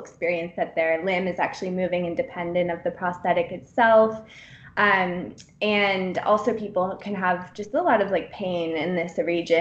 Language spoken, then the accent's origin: English; San Francisco, California, United States; moved away as an adult; also born or lived in Pennsylvania / Bend, Oregon / Durham, North Carolina / Boulder, Colorado; now in Sweden; I'm from the West Coast originally. I was born actually in Pennsylvania, but moved to San Francisco area when I was one